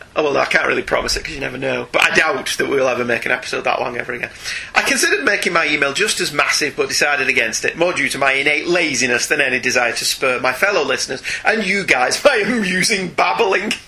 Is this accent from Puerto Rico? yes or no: no; United Kingdom; we're British